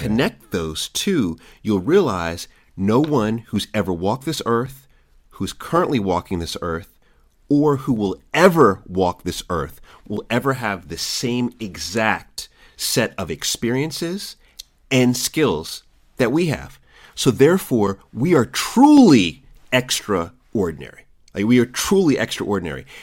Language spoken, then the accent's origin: English; Jamaica; also born or lived in DMV area; I'm Jamaican